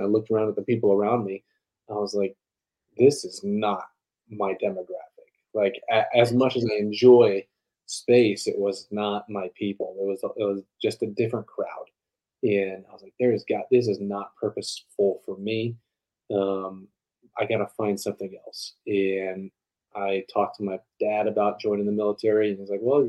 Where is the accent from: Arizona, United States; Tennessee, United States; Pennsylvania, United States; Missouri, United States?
Arizona, United States; Tucson; also born or lived in Colorado; I grew up in Tucson, Arizona, born in Colorado